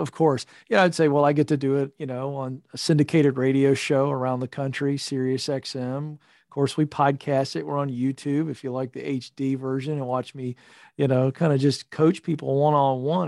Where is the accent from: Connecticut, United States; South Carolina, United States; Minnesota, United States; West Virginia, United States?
West Virginia, United States; Point Pleasant; I was born in a super small town of five thousand people called Point Pleasant, West Virginia